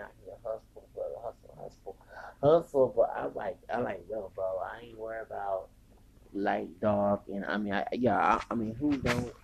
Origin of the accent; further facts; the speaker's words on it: Texas, United States; I'm from Texas